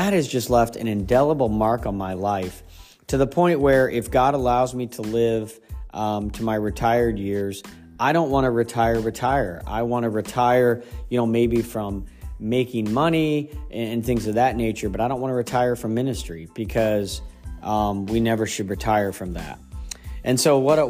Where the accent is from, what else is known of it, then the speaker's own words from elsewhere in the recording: Ohio, United States; moved away; also born or lived in Pennsylvania; I grew up in Ohio, and in Pennsylvania